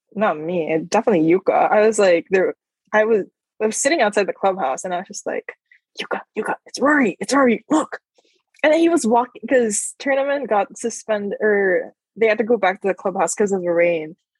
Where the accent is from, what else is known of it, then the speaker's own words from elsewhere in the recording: Philippines; growing up in the Philippines